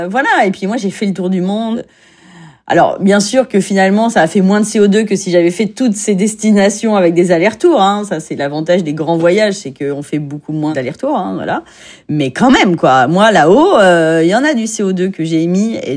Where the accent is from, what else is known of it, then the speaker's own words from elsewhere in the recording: Paris, Île-de-France, France; born there; J'habite à Agnières-sur-Seine et je suis née à Paris, donc je suis une Parisienne.